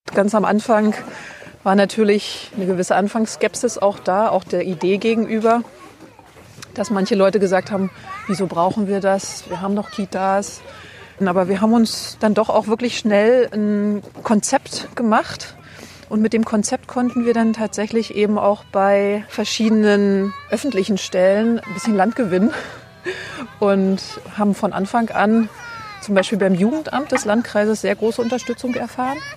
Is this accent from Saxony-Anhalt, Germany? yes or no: yes; Magdeburg Börde, Saxony-Anhalt, Germany; moved away as an adult; also born or lived in Rostock; now in Rohrlack, Germany; Ich komme eigentlich aus der Magdeburger Börde